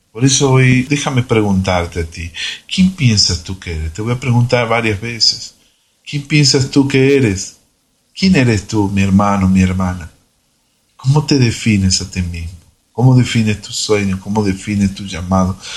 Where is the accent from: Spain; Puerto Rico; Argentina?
Argentina; now in Brazil; soy argentino viviendo en Brasil